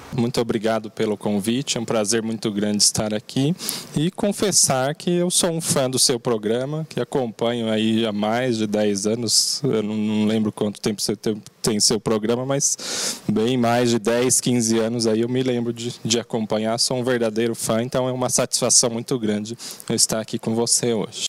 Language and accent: Portuguese; Mogi das Cruzes, São Paulo, Brazil; Apesar de eu ser nascido e criado na cidade, eu já conheço muito a cidade